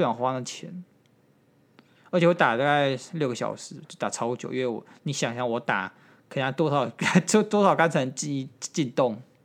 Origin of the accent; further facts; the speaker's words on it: Taiwan; 我们台湾人